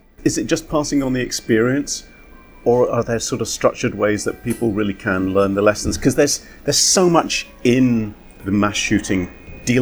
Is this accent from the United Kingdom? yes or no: yes; United Kingdom; being British